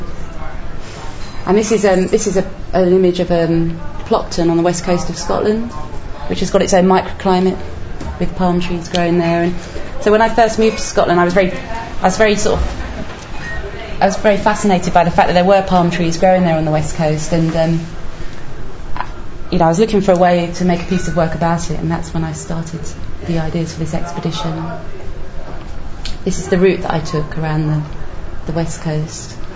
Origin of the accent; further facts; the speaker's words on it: India; moved away; when I was growing up in India